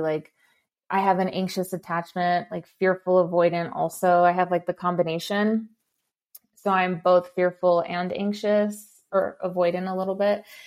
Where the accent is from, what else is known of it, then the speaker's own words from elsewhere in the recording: Los Angeles, California, United States; I grew up in East